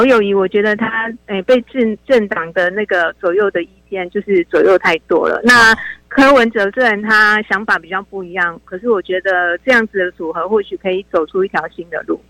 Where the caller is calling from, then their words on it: Kaohsiung, Taiwan; 你好，我我是高雄，